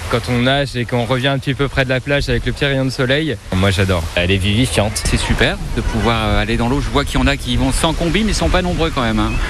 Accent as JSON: {"language": "French", "town": "Paris", "region": "Île-de-France", "country": "France", "said": "Vu que je suis parisien, je suis partie de cette catégorie de personnes immigrées euh, marseillais qui du coup se baignent euh, l'hiver"}